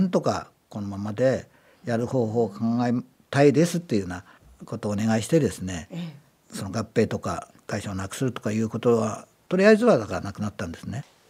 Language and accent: Japanese; Aizuwakamatsu, Fukushima, Japan; moved away as an adult; also born or lived in Isesaki, Gunma; now in Gunma, Japan; 福島県の会津の生まれでですね